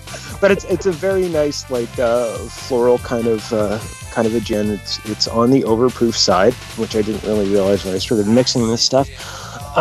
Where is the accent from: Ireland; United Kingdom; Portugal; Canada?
Canada